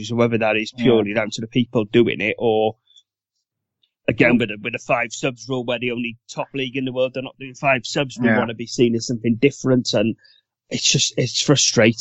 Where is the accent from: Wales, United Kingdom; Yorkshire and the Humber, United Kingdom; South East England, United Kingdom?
Wales, United Kingdom; as a Welshman